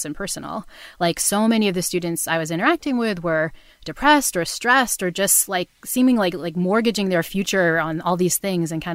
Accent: New Bedford, Massachusetts, United States; I grew up in New Bedford, Massachusetts, which is the town in Moby Dick

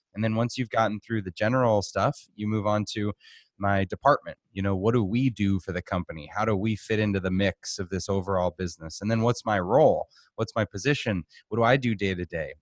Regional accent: Boston, Massachusetts, United States; moved away as an adult; also born or lived in Arizona; now in Phoenix, United States; I grew up in Boston.

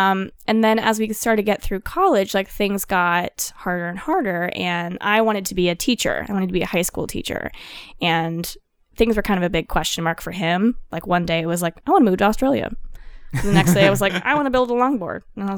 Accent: Colorado, United States; I'm from Colorado originally.

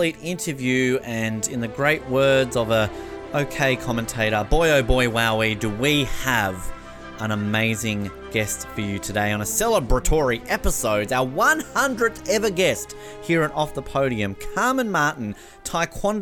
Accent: Australia; as an Australian

